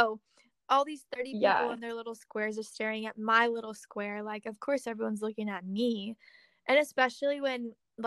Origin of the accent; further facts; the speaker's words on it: Springfield, Missouri, United States; moved away as an adult; also born or lived in Kansas City, Missouri; I'm from Springfield, and that's like 2.5 hours from Kansas City.